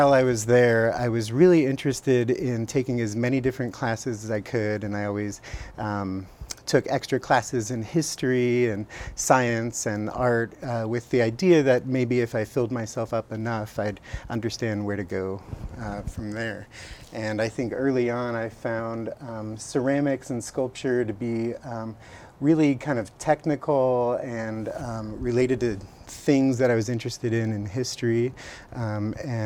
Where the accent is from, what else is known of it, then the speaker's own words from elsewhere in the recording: Los Angeles, California, United States; now in Eugene, United States; I grew up in Los Angeles in a family of people who I think were interested in art but didn't have a background in art